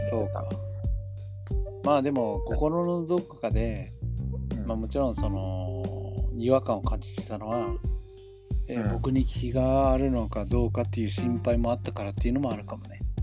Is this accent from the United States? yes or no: yes; United States; Japanese is a second language; now in Japan; 自分がアメリカ人だって忘れてんだなって思う